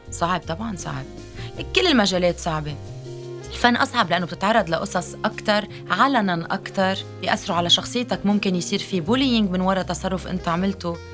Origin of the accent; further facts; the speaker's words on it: Lebanon; أنا لبنانية